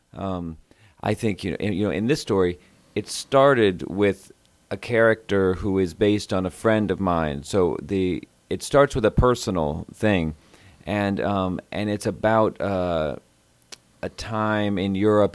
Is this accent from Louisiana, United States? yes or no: no; Houston, Texas, United States; I'm from Houston